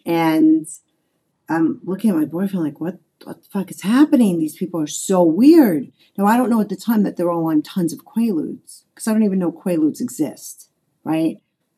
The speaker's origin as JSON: {"language": "English", "town": "New York City", "region": "New York", "country": "United States", "tie": "born or raised there", "also_born_or_lived": "England", "said": "I was actually born in England, but my parents brought me over back to the States as a baby. And I grew up in Brooklyn, and my parents got divorced when I was very young. So when I was about 5 or 6, and so I was raised by a single mother in Brooklyn in the 70s"}